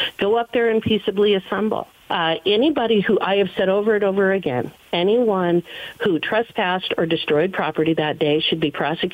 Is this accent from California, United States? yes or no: no; Wyoming, United States; I'm from Wyoming.